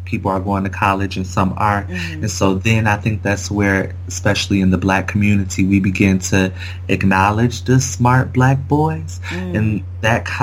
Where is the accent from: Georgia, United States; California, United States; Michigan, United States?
Michigan, United States; Kalamazoo; moved away as an adult; also born or lived in Cambridge; now in Washington, D.C., United States; I have started an organization in my hometown of Kalamazoo, Michigan